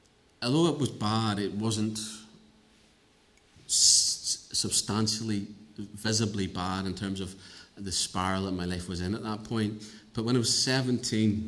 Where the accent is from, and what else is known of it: Northern Ireland, United Kingdom; also born or lived in Cambridge